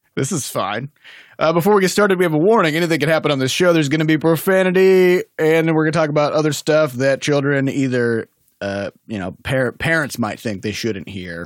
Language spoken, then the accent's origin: English; Midwest, United States; also born or lived in Iowa / Saint Louis; I'm from the Midwest